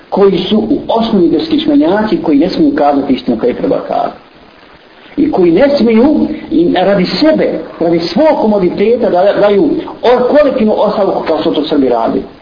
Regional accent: Bosnia & Herzegovina; kod nas u Bosni ovdje

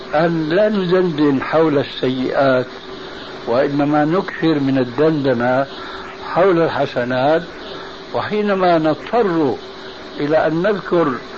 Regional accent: Syria; عندنا في سوريا

